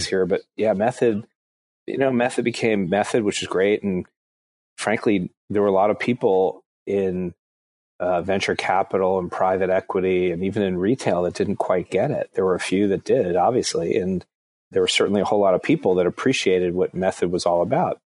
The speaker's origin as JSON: {"language": "English", "town": "Englewood", "region": "New Jersey", "country": "United States", "tie": "born or raised there", "also_born_or_lived": "Atlanta", "moved": "yes", "said": "I grew up in New Jersey, in Englewood, New Jersey"}